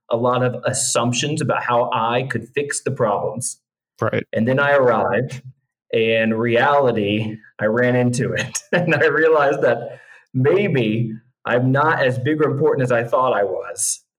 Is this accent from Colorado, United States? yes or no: no; Northeast Indiana, United States; moved away as an adult; also born or lived in Asia; I was born and raised in Northeast Indiana, just the Midwest, kind of breadbasket, heartland, um, full of good folks and and people just working hard, trying to earn a living.